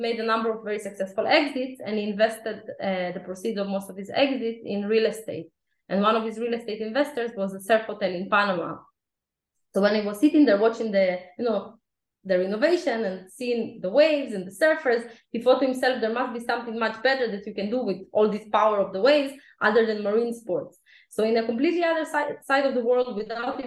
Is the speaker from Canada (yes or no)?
no; Israel; also born or lived in Ukraine; when I was 4 years old, my family immigrated to Israel